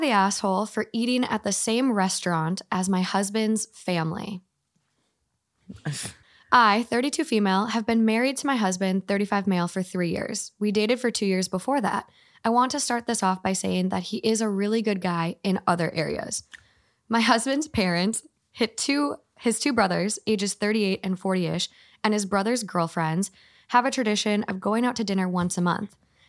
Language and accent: English; Minnesota, United States; I'm from Minnesota.